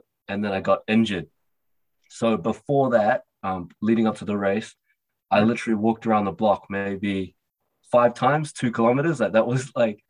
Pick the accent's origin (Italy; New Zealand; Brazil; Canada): New Zealand; So, I was born in New Zealand. I'm a Kiwi Cantonese young man